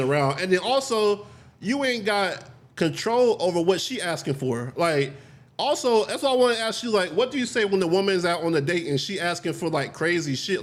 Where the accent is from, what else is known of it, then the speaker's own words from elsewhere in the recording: United States; I'm actually from America.